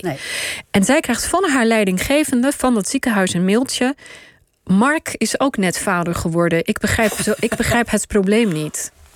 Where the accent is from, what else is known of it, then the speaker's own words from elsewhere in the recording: Pakistan; also born or lived in Israel; now in Netherlands; ben ik geboren in Pakistan